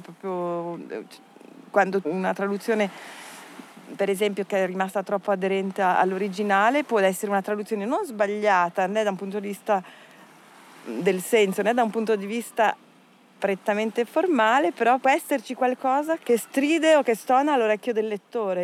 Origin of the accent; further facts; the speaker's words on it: Minusio, Ticino, Switzerland; moved away as an adult; also born or lived in Locarno / Turin; now in Paris, France; Sono cresciuta a Minusio, che è un comune confinante